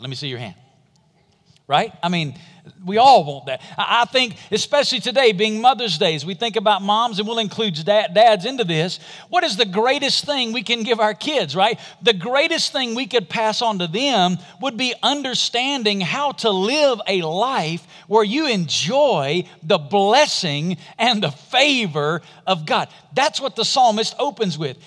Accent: Alabama, United States; I'm from Alabama

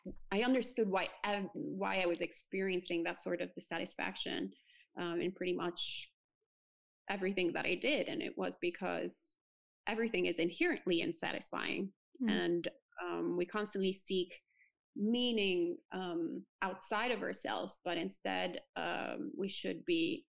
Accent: Italy; now in New Jersey, United States; I was born and bred in Italy, so the land of Catholicism

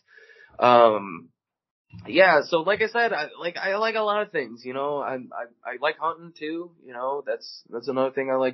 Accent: Chicago, Illinois, United States; moved away as an adult; now in St. Louis, United States; I was born and raised in Chicago. I lived in Chicago until I was 19

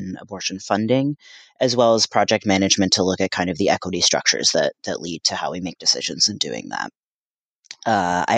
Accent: New Jersey, United States; also born or lived in Paraguay; now in Boston, United States; I consider myself from Paraguay, although I was raised in New Jersey

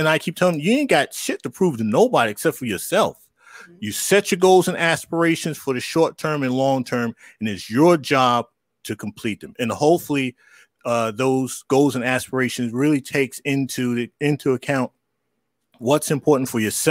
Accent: New York, United States; I grew up in New York

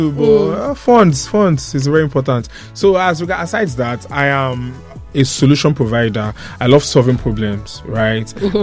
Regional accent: Nigeria

